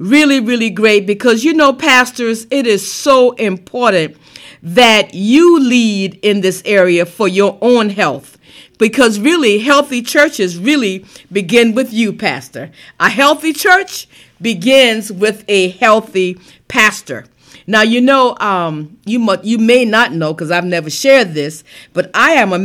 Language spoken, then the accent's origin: English; South Carolina, United States; moved away; South Carolina, my home state. This weekend, I'm going down home, going to run through Lincolnville